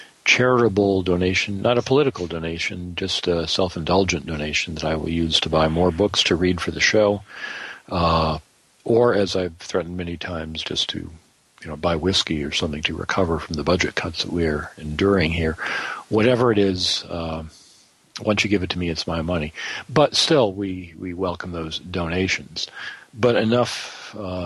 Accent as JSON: {"language": "English", "region": "Michigan", "country": "United States", "moved": "as an adult", "lives_now": "Greenville, United States", "said": "I'm not from here. I'm from Michigan originally"}